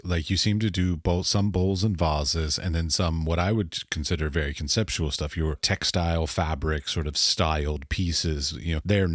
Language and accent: English; United States; I'm from the United States.